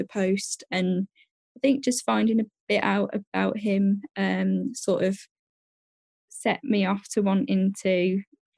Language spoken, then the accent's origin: English; Birmingham, West Midlands, United Kingdom; I'm 22, and I'm from Birmingham in the UK.